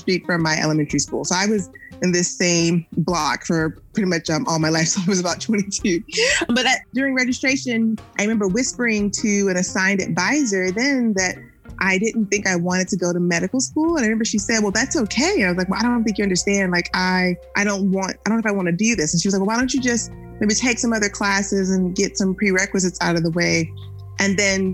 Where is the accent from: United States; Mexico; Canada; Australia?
United States; Jackson, Mississippi; now in Austin, United States; growing up in Jackson, Mississippi, and my family is originally from Natchez, Mississippi.